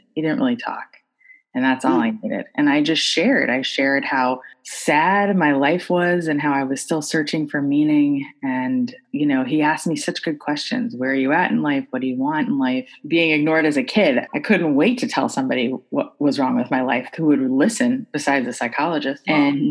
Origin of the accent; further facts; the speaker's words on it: Florida, United States; I grew up in Florida